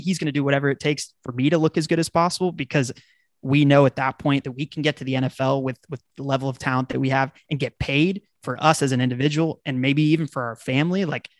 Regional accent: Dallas, Texas, United States; I grew up in Dallas

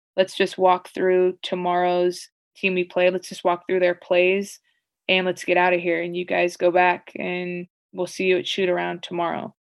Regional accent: United States; also born or lived in Greece / Italy / Spain; As an American, even though I was technically a European player

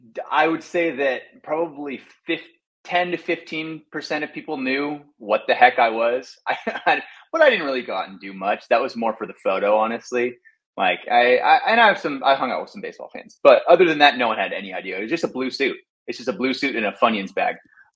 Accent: Texas, United States; Like I said, growing up in Texas, like I had no idea that Taiwan loved baseball

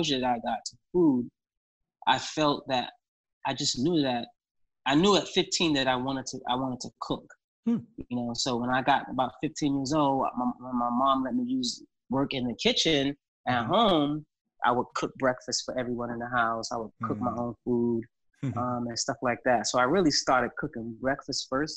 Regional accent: United States; I'm an American chef, born here

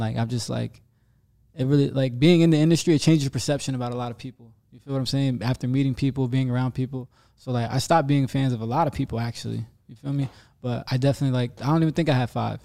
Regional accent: New Jersey, United States; me being from, like, this little town in New Jersey

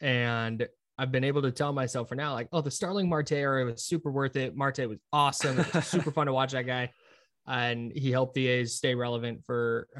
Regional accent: Brentwood, California, United States; I grew up in the East Bay. If you want to call it not the Bay Area, like I wouldn't argue with you, but I call it the Bay Area because it's easy. I grew up in Brentwood, so 45 minutes east of Oakland.

